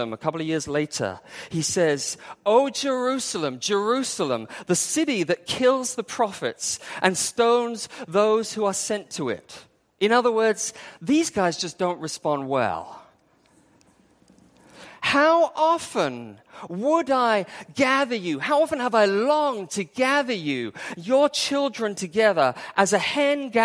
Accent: England, United Kingdom; moved away as an adult; also born or lived in Wales; now in Hong Kong; I grew up in England.

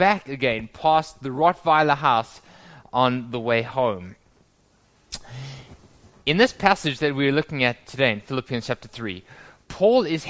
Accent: South Africa; moved away; When I was growing up in South Africa many, many years ago

